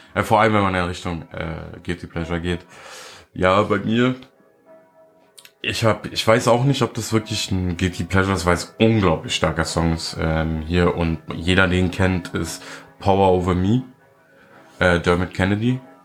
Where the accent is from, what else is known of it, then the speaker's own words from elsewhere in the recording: Germany; als Deutscher